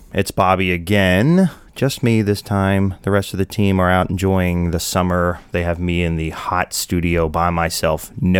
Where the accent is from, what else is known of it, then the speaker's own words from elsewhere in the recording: the South, United States; I'm from the South, so I love Southern hospitality and folk and culture and colors and flavors and everything you get from it.